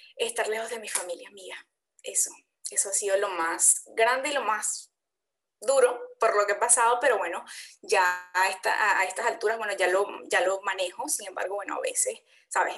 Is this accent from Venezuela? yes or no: yes; Venezuela; Soy venezolana también